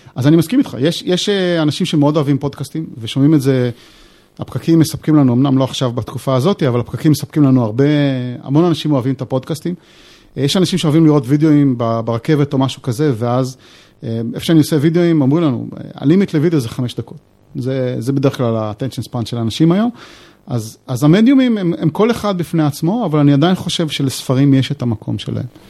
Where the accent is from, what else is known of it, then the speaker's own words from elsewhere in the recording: Israel; אנחנו גם בתור ישראלים